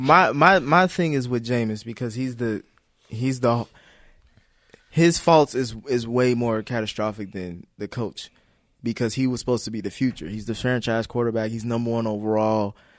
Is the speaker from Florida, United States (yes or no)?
no; Cincinnati, Ohio, United States; I'm from Cincinnati